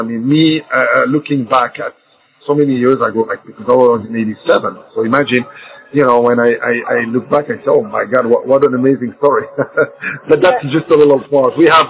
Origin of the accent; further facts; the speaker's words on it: Belgium; first language French; English is a second language; also born or lived in United States; now in Morocco; From where I was born in Morocco in 62, mm-hmm. and then in 64, I was just 2 years old in Belgium, grew up in Belgium, that's why my first language became French